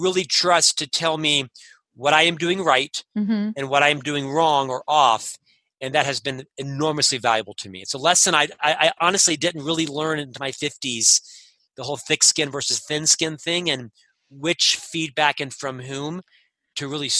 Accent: Orlando, Florida, United States; moved away as an adult; now in Utah, United States; I'm from Orlando, Florida

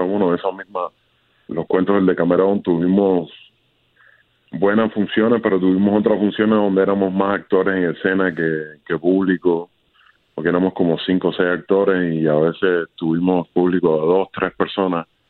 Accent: Cuba; now in Miami, United States; mi niñez en Cuba

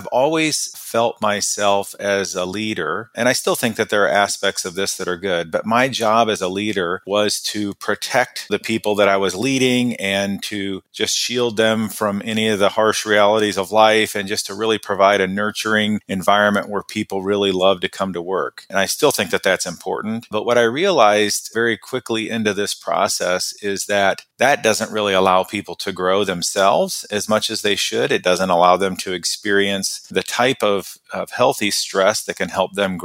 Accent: Midwest, United States; moved away as an adult; also born or lived in Oklahoma / Chicago / India; I grew up in the Midwest in a small town boy. I grew up in a town of 800 people

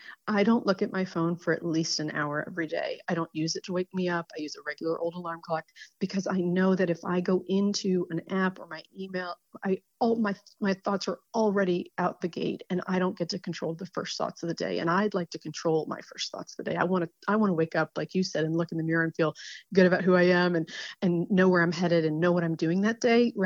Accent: New Jersey, United States; born there; I was born in New Jersey. I went to NC State.

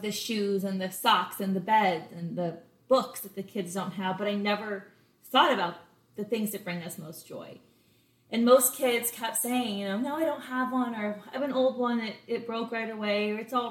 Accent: Los Angeles, California, United States; moved away as an adult; also born or lived in Boulder, Colorado; now in Charleston, United States; I'm from LA, California. I always like to say I'm a real live Valley girl. You don't ever meet a native California LA person, let alone from the actual Valley.

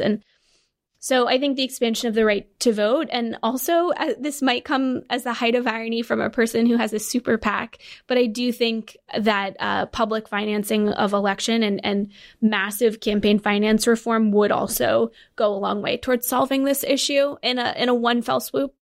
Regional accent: Connecticut, United States; I'm from Connecticut

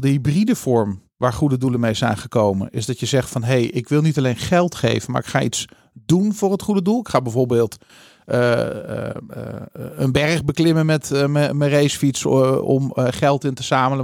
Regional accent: Netherlands; als Nederlanders

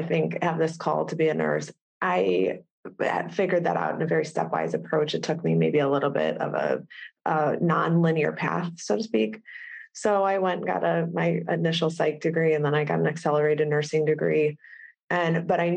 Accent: Cleveland, Ohio, United States; moved away as an adult; also born or lived in Chicago; We're from Cleveland originally

